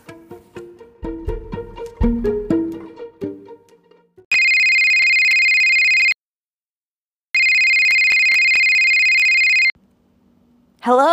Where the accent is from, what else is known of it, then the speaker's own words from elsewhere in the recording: Abilene, Texas, United States; also born or lived in San Angelo, Texas; The neurosurgeons back in my hometown had offered for me to come back to Abilene